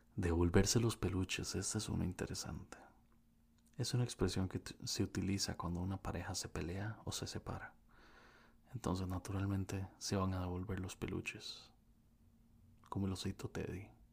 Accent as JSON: {"language": "Spanish", "country": "Costa Rica", "said": "un costarricense que vive en Costa Rica, mejor conocido como un tico"}